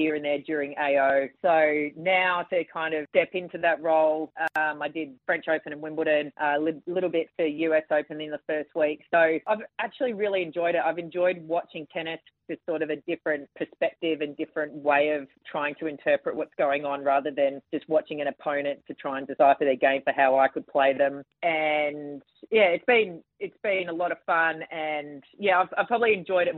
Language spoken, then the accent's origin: English; Adelaide, South Australia, Australia; also born or lived in Brisbane / Gold Coast; We went to Adelaide and, yeah, Mum and Dad sort of started again down there